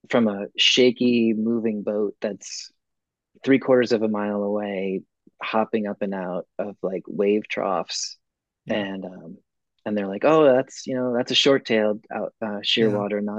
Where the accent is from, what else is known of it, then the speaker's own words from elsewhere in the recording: Maine, United States; I'm from Maine.